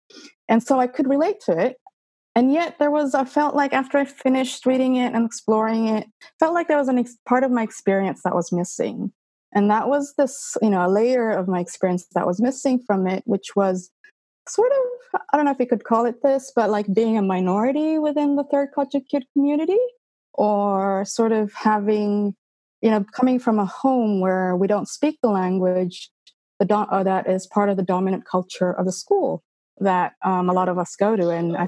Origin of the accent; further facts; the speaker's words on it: Canada; born there; And I suppose I was born in Canada. Legally Canadian, et cetera, et cetera.